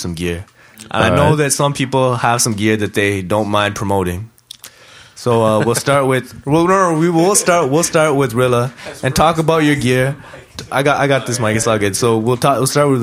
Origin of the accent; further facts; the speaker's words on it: Mississauga, Ontario, Canada; I'm from Mississauga